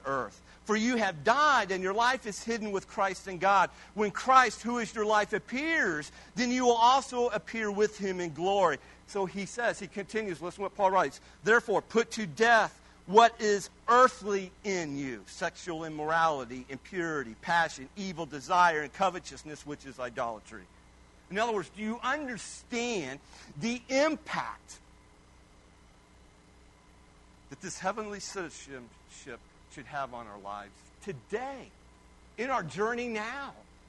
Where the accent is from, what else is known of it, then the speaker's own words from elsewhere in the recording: Kiowa, Kansas, United States; also born or lived in Hazelton, Kansas; I was born in Kiowa, the great metropolis of Kiowa, Kansas.